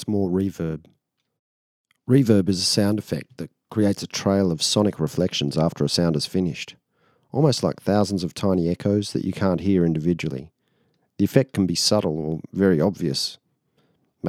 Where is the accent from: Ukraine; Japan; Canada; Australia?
Australia; I'm actually there to represent my country